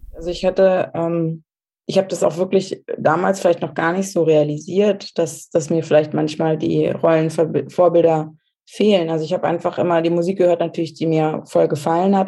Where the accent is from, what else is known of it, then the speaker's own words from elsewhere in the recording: Germany; moved away; wo ich aufgewachsen bin in Deutschland